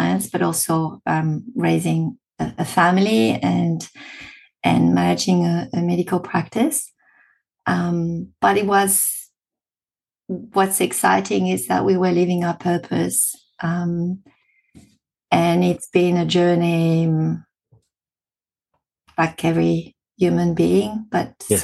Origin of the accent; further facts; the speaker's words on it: Spain; accent: French; English is a second language; moved away as an adult; also born or lived in France; now in Australia; I've got a French accent. So, I'm originally from France. Had my childhood in Spain